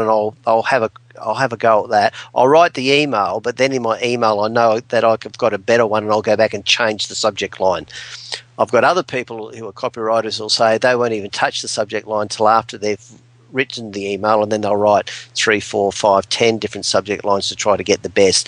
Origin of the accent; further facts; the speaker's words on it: Adelaide, South Australia, Australia; Here I'm from Adelaide